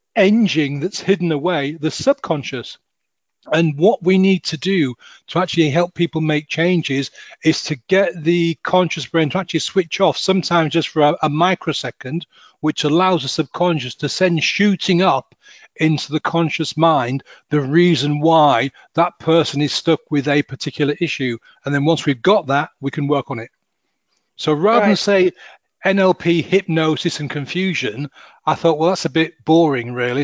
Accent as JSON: {"language": "English", "town": "Hull", "region": "Yorkshire and the Humber", "country": "United Kingdom", "also_born_or_lived": "south of England", "moved": "yes", "said": "I'm from um, Hull, oh. H U L L Hull"}